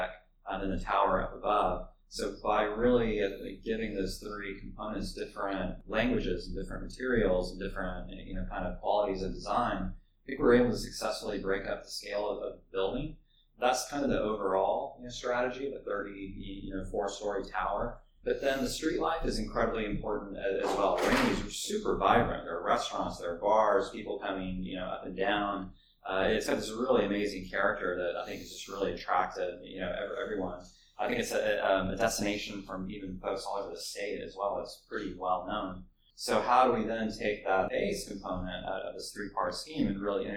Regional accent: Dallas, Texas, United States; also born or lived in San Antonio; now in Austin, United States; I grew up in Dallas for elementary school and then lived in San Antonio for a little while. Moved back to Dallas, and so I'm definitely a Texan

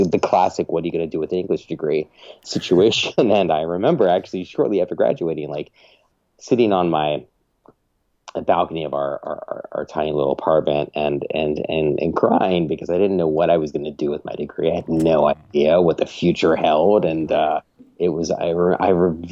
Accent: Delaware, United States; moved away as an adult; also born or lived in New York City; I went to the University of Delaware because I grew up in Delaware

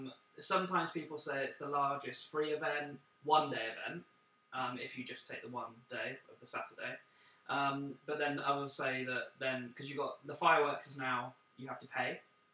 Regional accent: Bournemouth, South West England, United Kingdom; now in London, United Kingdom; I'm from Dorset.

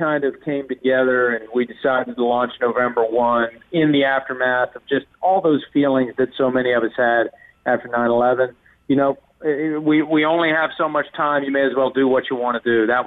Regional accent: Wheeling, West Virginia, United States; moved away as an adult; now in Bridgeport, United States; I grew up in a town called Wheeling, West Virginia, which is 60 miles southwest of Pittsburgh.

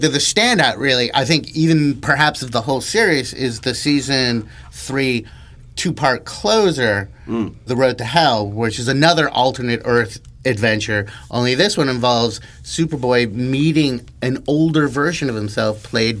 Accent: New England, United States; I'm from New England

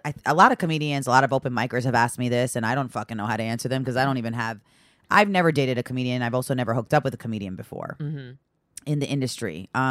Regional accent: Great Neck, New York, United States; I'm from Great Neck, Long Island.

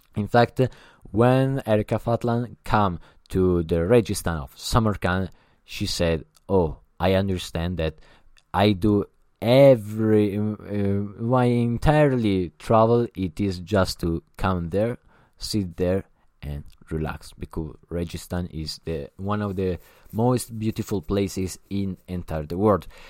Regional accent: Italy; English is a second language; I'm not an English, uh, speaker. I'm Italian

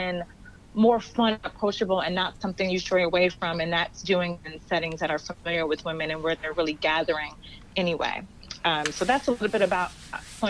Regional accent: Somerset, New Jersey, United States; I grew up in Somerset, New Jersey, same place where First Baptist is, and grew up in the church.

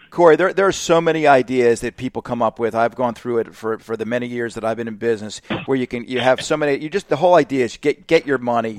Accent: Northeast, United States; now in Florida, United States; I'm from the Northeast.

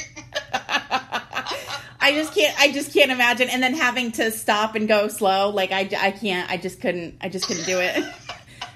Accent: Massachusetts, United States; moved away; I'm from Massachusetts

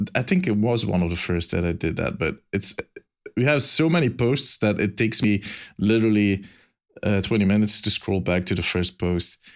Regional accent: Belgium; accent: Belgian; my silly Belgian accent

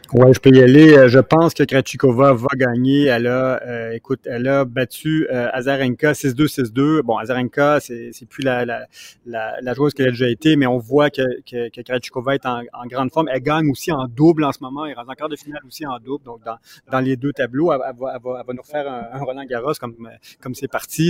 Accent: Repentigny, Quebec, Canada; je suis de Repentigny aussi

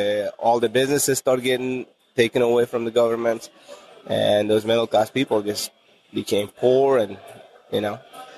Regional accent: Uzbekistan; When we got our broke up

